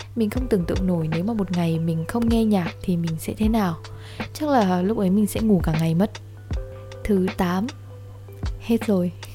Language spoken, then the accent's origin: Vietnamese; Ha Nam, Vietnam; mình đến từ hà nam một tỉnh giáp danh với hà nội cho những bạn nào không biết thì quê mình nổi tiếng với cá kho làng Vũ Đại